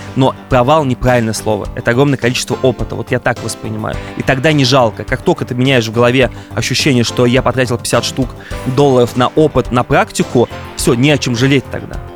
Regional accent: Ulyanovsk, Ulyanovsk Oblast, Russia; moved away; also born or lived in Moscow / Los Angeles; я из Ульяновска, и Ульяновск для меня все еще такая альма-матер

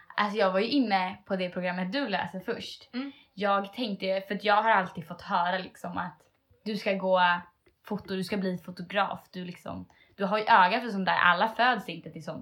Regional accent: Sweden; jag är själv en svensk tjej. Liksom. Jag har mm. blivit uppvuxen äh, i en vanlig svenssonfamilj.

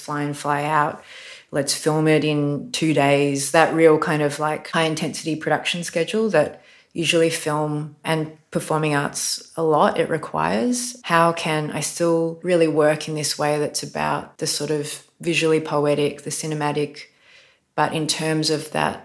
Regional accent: Australia; I was born in Australia and I was taught colonial myths like so many people of my generation

